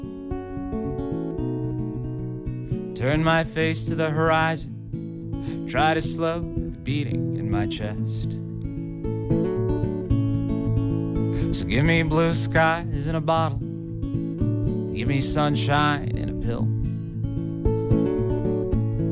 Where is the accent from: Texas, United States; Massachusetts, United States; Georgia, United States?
Massachusetts, United States; Weston; also born or lived in Wakefield, Massachusetts; born and raised, mostly in the Boston suburbs, but Massachusetts born and raised.